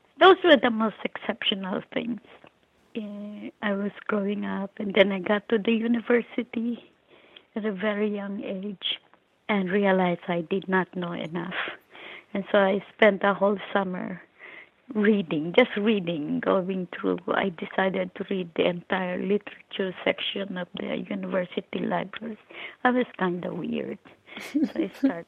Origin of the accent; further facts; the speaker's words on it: Philippines; now in New York City, United States; I was born and raised in the Philippines